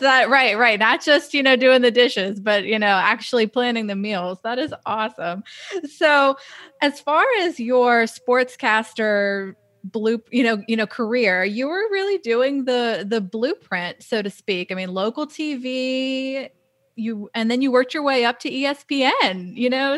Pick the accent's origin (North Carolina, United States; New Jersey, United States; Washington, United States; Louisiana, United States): Louisiana, United States; New Orleans; growing up in New Orleans, yeah, obviously food was a part of our, our life